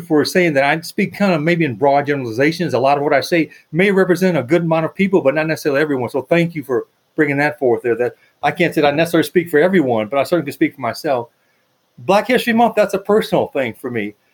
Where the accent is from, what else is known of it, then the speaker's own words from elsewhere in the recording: United States; I'm an American